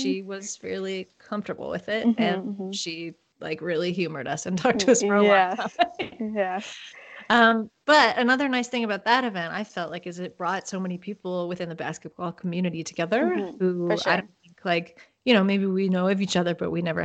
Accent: Toronto, Ontario, Canada; I grew up in Toronto too

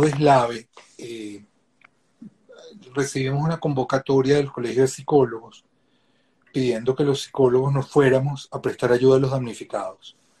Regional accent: Venezuela; moved away as an adult; also born or lived in Sweden / Spain; me vuelvo a regresar a Venezuela

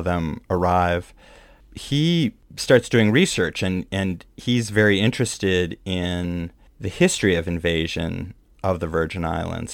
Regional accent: Midwest, United States; now in New York, United States; a Midwesterner who used to do tornado drills when I was growing up

